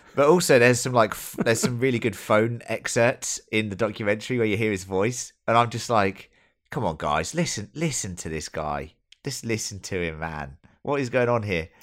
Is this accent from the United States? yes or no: no; England, United Kingdom; As an English person